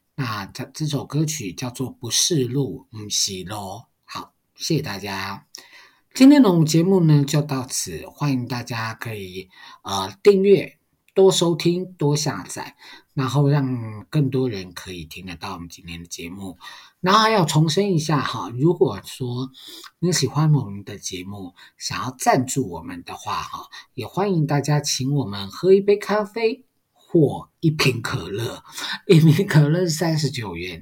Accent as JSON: {"language": "Chinese", "country": "Taiwan", "first_language": "Mandarin", "said": "很多人其实是不会讲台语的，但是是台湾人，我就是一个很典型的例子啊。我小的时候，我阿公阿嬷跟我们讲台语，我们都用国语去回他。"}